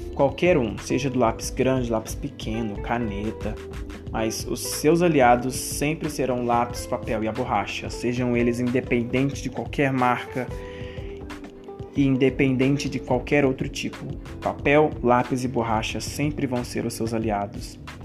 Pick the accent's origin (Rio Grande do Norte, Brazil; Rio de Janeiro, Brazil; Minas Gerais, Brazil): Minas Gerais, Brazil; Betim; eu sou de BH, de Betim